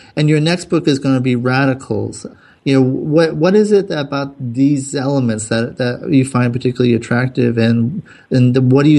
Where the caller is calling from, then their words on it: Southern California, United States; Now, I'm calling from Southern California.